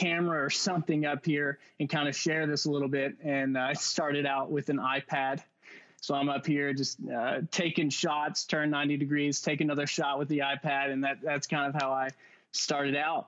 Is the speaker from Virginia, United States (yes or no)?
no; Louisville, Kentucky, United States; born and raised in Louisville, Kentucky